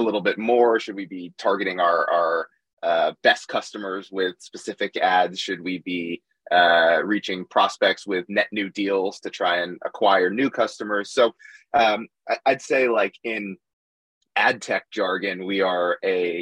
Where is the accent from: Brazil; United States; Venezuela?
United States; Boston, Massachusetts; moved away as an adult; now in New York, United States; I grew up in Boston, so I'm a big Boston sports fan still